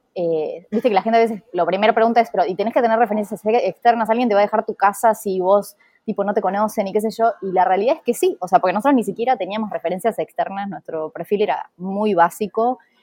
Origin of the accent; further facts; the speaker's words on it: Junín, Buenos Aires Province, Argentina; moved away; soy de Junín